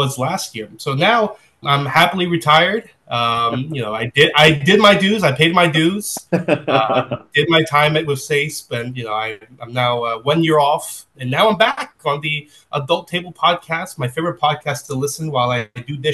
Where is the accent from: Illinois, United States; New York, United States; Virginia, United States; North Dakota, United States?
New York, United States; New York City; born and raised in New York City. Been here all my life, and I'm still here.